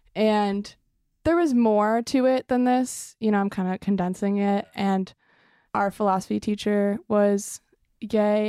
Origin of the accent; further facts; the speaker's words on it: Evanston, Illinois, United States; I am originally from Evanston, Illinois, which is about twenty, thirty minutes north of Chicago.